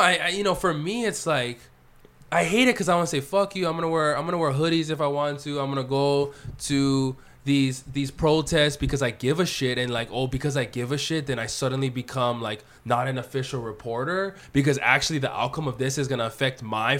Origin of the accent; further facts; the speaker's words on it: Hawaii, United States; Actually, I grew up in poverty. Actually, I grew up in one of the poorest parts of Hawaii. Actually, my parents are immigrants, and they struggled, and they went bankrupt.